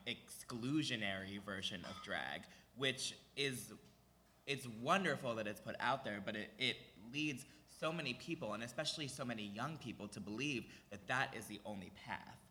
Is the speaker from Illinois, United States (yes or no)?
no; Cheltenham, Pennsylvania, United States; grew up in Philly. I grew up outside the city in a little town called Cheltenham